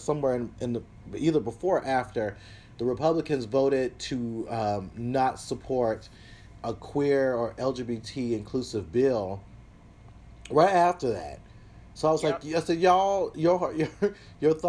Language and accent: English; the South, United States; I'm from the South, so grew up with guns in the house